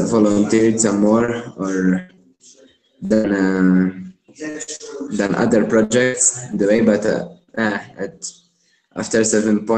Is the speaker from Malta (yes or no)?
yes; Malta; moved away as an adult; am from Malta originally. It's a small island close to Italy